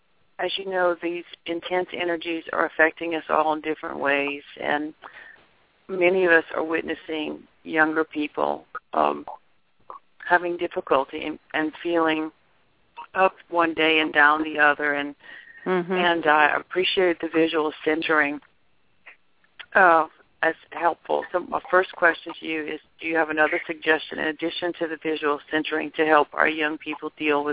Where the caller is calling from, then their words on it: Houma, Louisiana, United States; I'm calling you from Houma, Louisiana.